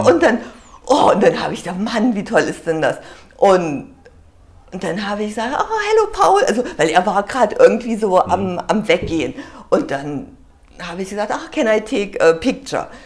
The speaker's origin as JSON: {"language": "German", "area": "the East", "region": "East Germany", "country": "Germany", "said": "ich komme aus dem Osten, ich habe für die modischen Maschen gemodelt"}